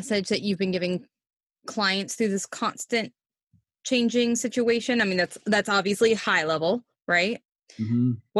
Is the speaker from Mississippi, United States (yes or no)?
yes; Gulf Coast of Mississippi, United States; I'm from the South. We used to call that a come to Jesus meeting, right? Like everybody, everybody sit down. I'm from the Gulf Coast of Mississippi.